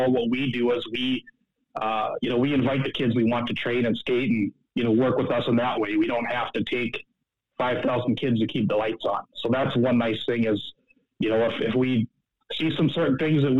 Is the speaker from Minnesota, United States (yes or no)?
yes; Minnesota, United States; also born or lived in Seoul, South Korea; I was born in Seoul, South Korea. I was adopted here as a baby. My parents are Minnesotans